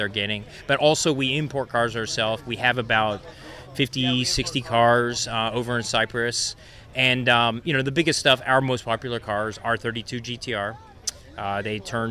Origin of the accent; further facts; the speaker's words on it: New Zealand; moved away; I'm actually a New Zealander